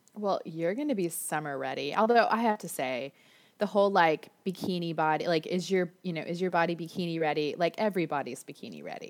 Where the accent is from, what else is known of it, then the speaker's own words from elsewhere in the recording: Florida, United States; now in Orange County, California, United States; I grew up in Florida